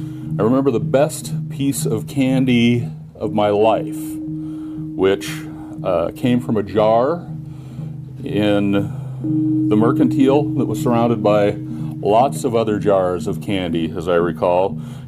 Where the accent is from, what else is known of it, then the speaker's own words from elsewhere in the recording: Missoula, Montana, United States; So when I was a little boy in the 1960s, growing up in Missoula, Montana